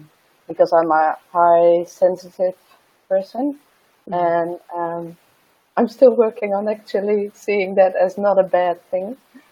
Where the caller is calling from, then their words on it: Netherlands; I'm calling in from the Netherlands, so from Europe.